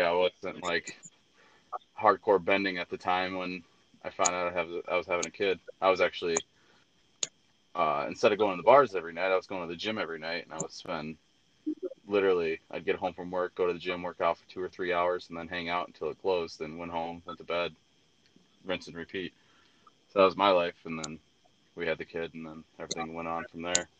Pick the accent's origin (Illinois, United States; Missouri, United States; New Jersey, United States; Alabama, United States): Illinois, United States; Braidwood; moved away as an adult; I lived in Braidwood, I used to throw house parties